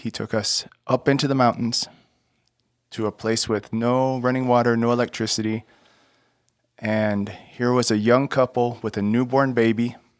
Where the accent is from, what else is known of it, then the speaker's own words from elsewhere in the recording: Texas, United States; moved away as an adult; I grew up in Texas, um, moving around some